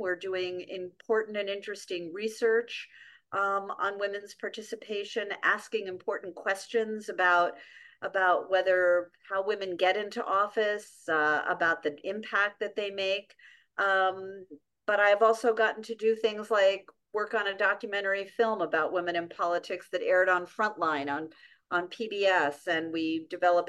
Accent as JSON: {"language": "English", "town": "New York City", "region": "New York", "country": "United States", "tie": "born or raised there", "said": "I grew up in New York City"}